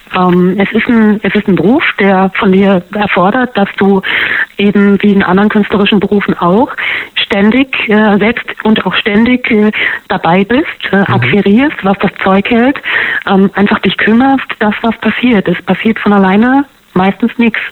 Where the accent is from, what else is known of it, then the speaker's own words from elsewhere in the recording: Harz, Germany; now in Berlin, Germany; Ich komme ursprünglich aus dem Harz